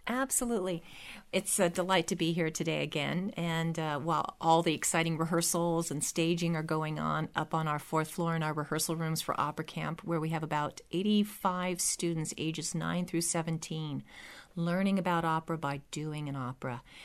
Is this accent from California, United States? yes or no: yes; California, United States; a Californian who, I thought I knew my history